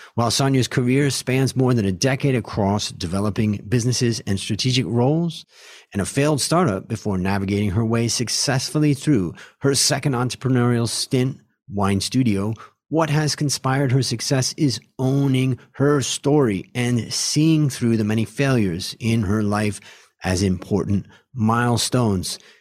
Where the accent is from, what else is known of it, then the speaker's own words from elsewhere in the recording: United States; moved away as an adult; now in Thailand; as an American who lives in Thailand now for thirty years of my life